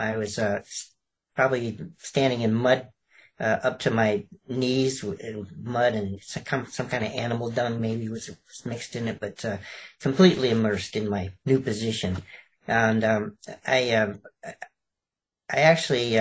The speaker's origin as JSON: {"language": "English", "town": "Chicago", "region": "Illinois", "country": "United States", "tie": "born or raised there", "also_born_or_lived": "Alabama / California", "moved": "yes", "said": "I was actually born in Alabama, of all places, and I actually brewed and sold moonshine with my father, and I grew up in Chicago"}